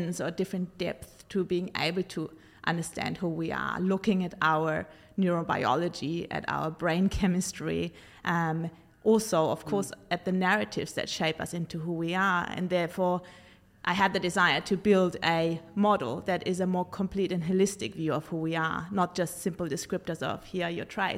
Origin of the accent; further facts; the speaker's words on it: Germany; I grew up in Germany as the child of two psychotherapist parents